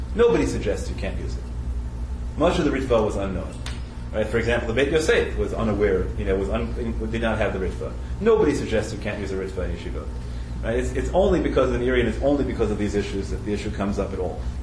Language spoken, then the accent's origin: English; United States; I'm an American